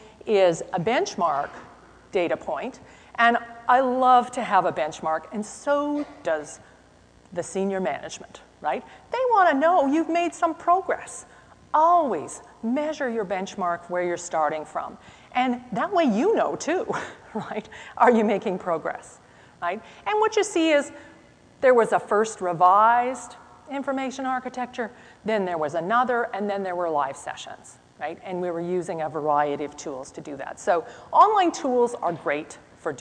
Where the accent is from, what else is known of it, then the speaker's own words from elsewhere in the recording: Canada; I am from Canada.